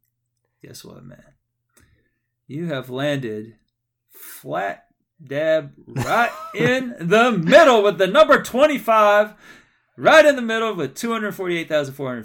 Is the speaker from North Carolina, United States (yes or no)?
no; Texas, United States; I'm from Texas